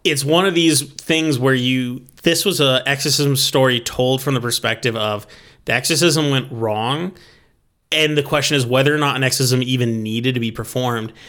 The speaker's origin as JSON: {"language": "English", "country": "United States", "said": "as an American"}